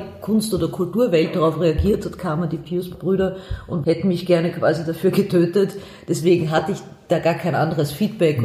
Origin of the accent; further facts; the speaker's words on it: Vienna, Austria; ich bin aus Wien, ich bin aus der hm. Josefstadt, ich lebe noch immer in der Josefstadt